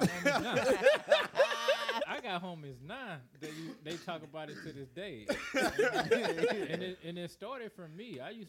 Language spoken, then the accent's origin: English; Louisiana, United States; now in Las Vegas, United States; Even growing up in Louisiana